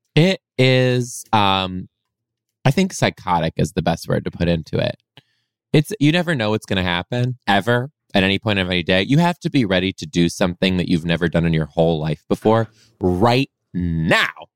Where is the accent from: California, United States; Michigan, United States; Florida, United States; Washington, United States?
Michigan, United States; Detroit; moved away as an adult; now in Seattle, United States; I was born in Detroit, mainly raised just outside a suburb just outside of Detroit too